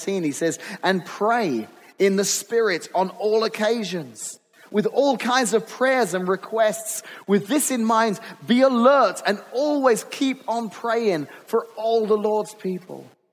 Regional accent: England, United Kingdom; moved away as an adult; growing up in England, we had policemen

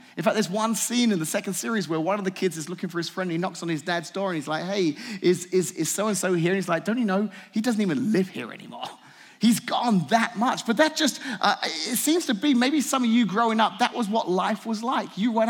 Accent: England, United Kingdom; moved away; When I moved here from England in the 90s, 1994, I moved here.

